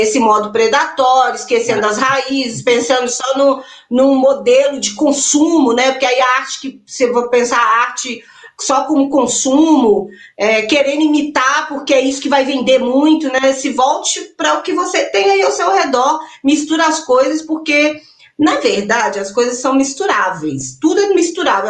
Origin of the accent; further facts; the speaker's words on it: interior of Minas Gerais, Brazil; also born or lived in Belo Horizonte; eu sou de BH, mas eu cresci aqui no interior